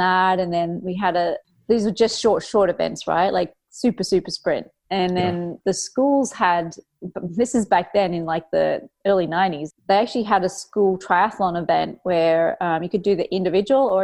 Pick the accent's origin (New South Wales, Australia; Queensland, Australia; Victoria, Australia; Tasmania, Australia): Queensland, Australia; Cairns; I grew up at school in Cairns in North Queensland, Australia